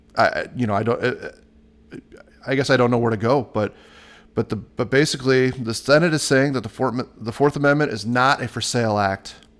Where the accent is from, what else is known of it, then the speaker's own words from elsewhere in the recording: Iowa, United States; my home state, Iowa